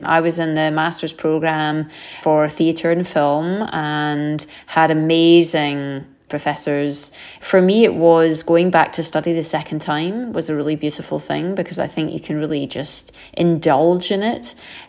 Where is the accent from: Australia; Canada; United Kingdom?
United Kingdom; told from the perspective of a German who we have always seen to be the enemy growing up, you know, as a Brit